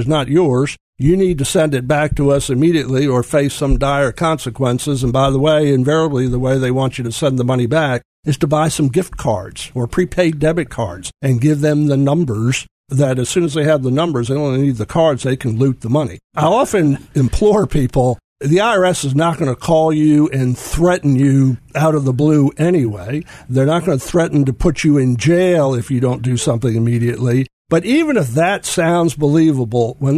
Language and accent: English; Rockville, Maryland, United States; moved away as an adult; also born or lived in Washington, D.C. / Delaware; now in Memphis, United States; I was born in Washington, D.C. I grew up in Rockville, Maryland, which is a suburb of D.C.